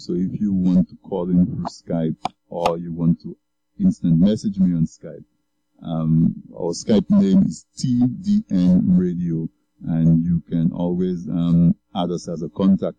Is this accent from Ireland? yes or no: no; Castle Bruce, Saint David Parish, Dominica; I grew up on the East Coast in Castle Bruce